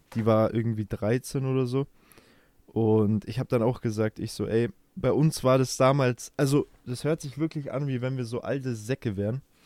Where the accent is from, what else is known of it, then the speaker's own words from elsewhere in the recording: Germany; bei uns in Deutschland